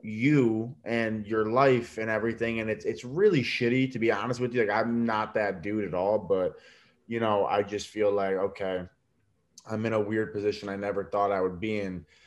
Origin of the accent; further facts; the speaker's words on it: New York, United States; I'm Italian from New York